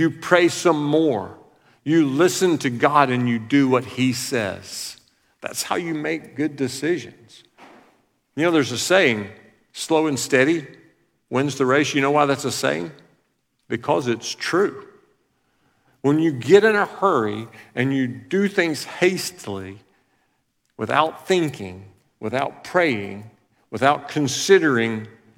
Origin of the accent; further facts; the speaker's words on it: Alabama, United States; I'm from Alabama